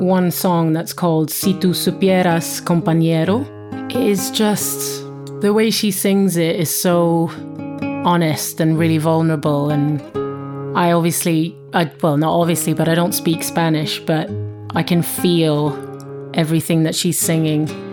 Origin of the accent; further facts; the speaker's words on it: Sweden; now in London, United Kingdom; I'm from Sweden originally, living in London